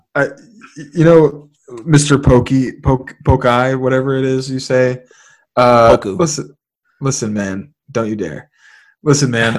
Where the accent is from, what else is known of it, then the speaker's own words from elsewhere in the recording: San Francisco, California, United States; growing up in San Francisco, uh, the majority of my the majority of like my my early years in San Francisco